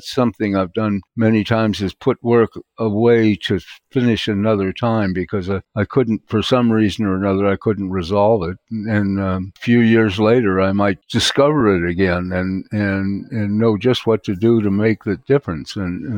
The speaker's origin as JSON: {"language": "English", "town": "Venice Beach", "region": "California", "country": "United States", "also_born_or_lived": "New York", "said": "which convinced me I am not a New Yorker. I wanted to get back to Venice Beach and where I came from and be around my friends and so on."}